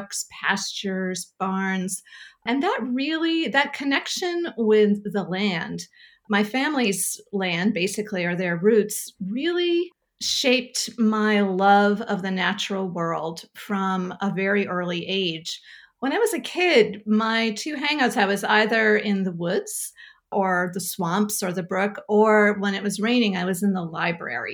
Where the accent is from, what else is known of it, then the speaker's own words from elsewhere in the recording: Sanford, Maine, United States; I grew up in Springvale, which is a village in Sanford